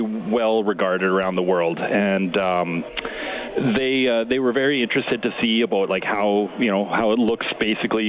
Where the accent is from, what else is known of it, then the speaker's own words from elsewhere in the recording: Edmonton, Alberta, Canada; I was from Edmonton and Alberta